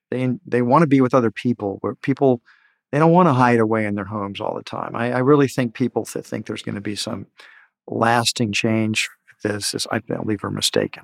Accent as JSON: {"language": "English", "town": "Houston", "region": "Texas", "country": "United States", "tie": "born or raised there", "said": "I grew up in Houston where mothers would lock the kids in doors"}